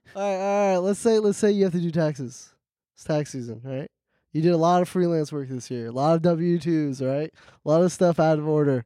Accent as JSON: {"language": "English", "town": "Hackensack", "region": "New Jersey", "country": "United States", "tie": "born or raised there", "said": "I was born in Jersey"}